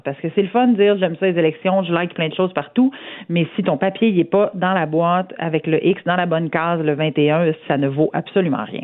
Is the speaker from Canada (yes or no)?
yes; Saint-Georges, Quebec, Canada